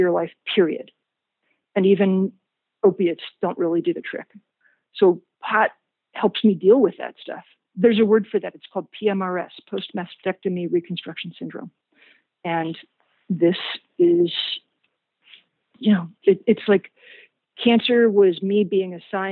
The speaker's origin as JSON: {"language": "English", "town": "Richmond", "region": "Virginia", "country": "United States", "said": "I was from Richmond, Virginia"}